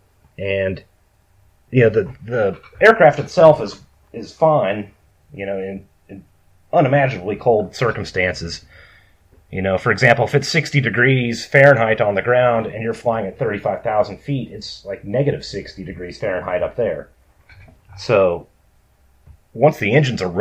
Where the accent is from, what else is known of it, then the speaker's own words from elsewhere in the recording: rural Minnesota, United States; I grew up on a farm in rural Minnesota